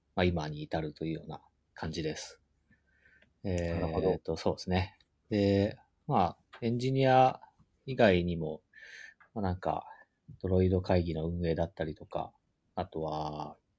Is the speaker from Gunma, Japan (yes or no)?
no; Gifu, Japan; なんか、うん僕、地元岐阜なんですけど。